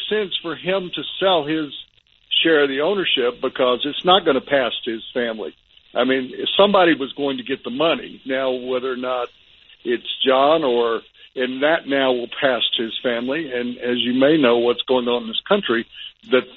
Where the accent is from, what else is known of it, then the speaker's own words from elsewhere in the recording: the South, United States; when I was growing up in the South